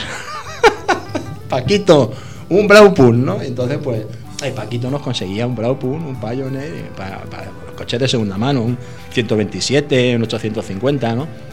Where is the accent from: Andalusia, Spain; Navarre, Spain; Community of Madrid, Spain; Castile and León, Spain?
Community of Madrid, Spain; Madrid; Yo llegué a Madrid recién nacido, mis padres eran emigrantes andaluces